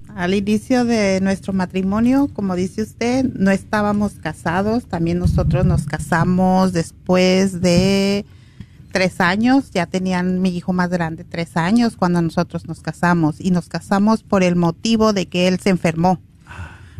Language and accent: Spanish; Guadalajara, Jalisco, Mexico; now in Los Angeles, United States; yo soy de Guadalajara